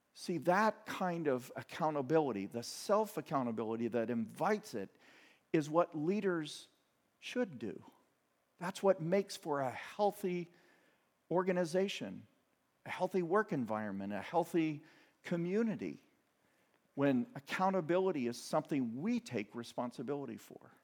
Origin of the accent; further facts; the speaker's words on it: Midwest, United States; I grew up in the Midwest, uh, the Bible Belt